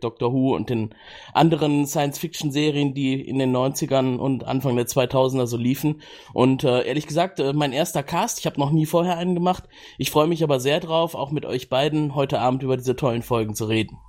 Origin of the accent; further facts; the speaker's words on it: Cologne, North Rhine-Westphalia, Germany; ich komme aus Köln